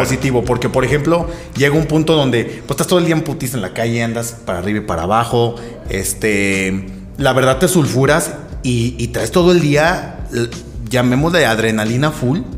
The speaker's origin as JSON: {"language": "Spanish", "region": "Aguascalientes", "country": "Mexico", "tie": "born or raised there", "also_born_or_lived": "Mexico City", "moved": "as an adult", "said": "yo soy de aquí de Aguascalientes, toda la onda, toda mi vida aquí"}